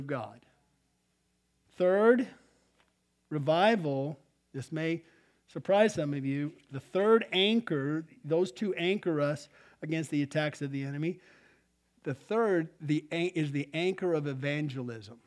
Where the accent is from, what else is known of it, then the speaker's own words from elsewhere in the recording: Albuquerque, New Mexico, United States; I grew up in Albuquerque.